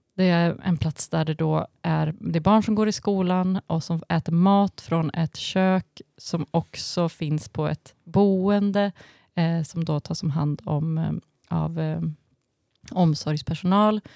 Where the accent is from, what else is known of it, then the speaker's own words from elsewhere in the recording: Falun, Dalarna County, Sweden; i Falun där jag växte upp